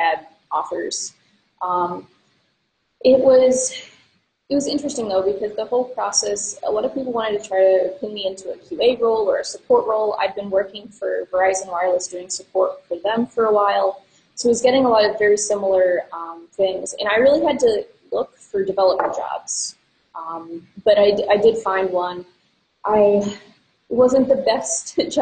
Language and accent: English; East Coast, United States; now in Minneapolis, United States; I mostly grew up on the East Coast, so I'm not originally from Minnesota